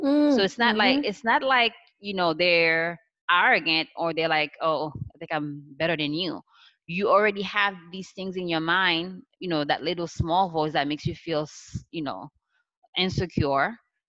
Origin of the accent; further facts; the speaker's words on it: Haiti; It's my background and how I grew up in Haiti.